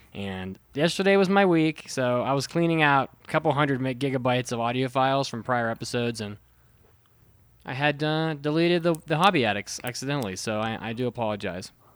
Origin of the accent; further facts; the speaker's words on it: United States; also born or lived in Japan; as an American